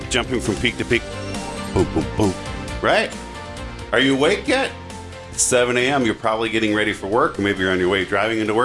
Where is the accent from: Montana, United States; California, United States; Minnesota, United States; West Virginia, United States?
Minnesota, United States; I'm from Minnesota, and my family's traveled here with me in our RV